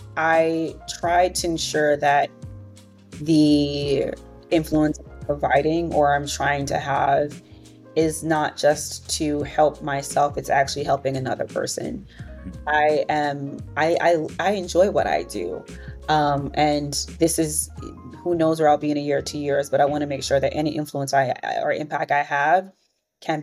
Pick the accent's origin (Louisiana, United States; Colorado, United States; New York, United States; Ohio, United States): New York, United States; New York City; growing up in Brooklyn, New York, in a Caribbean community